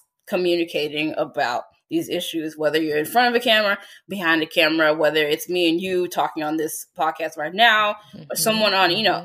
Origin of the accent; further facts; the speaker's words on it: United States; being an American